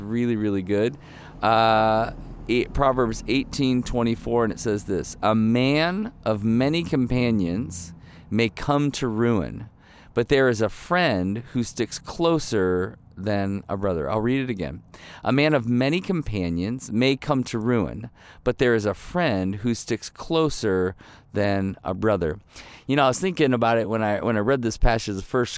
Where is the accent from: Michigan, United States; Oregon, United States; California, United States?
Michigan, United States; also born or lived in Ohio / Chicago; I mean, I grew up in Michigan and Ohio, so I know the cold, right? And then we lived in Chicago for almost 10 years